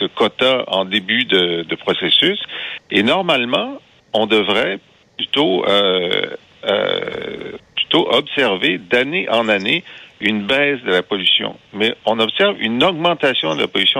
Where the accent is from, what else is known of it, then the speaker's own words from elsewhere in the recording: Thetford Mines, Quebec, Canada; Je viens, de Thetford Mines